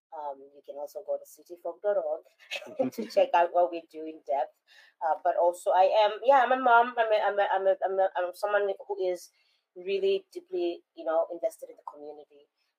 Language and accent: English; South Africa; now in United States; I am a musician, artist from South Africa, and a resident here in America.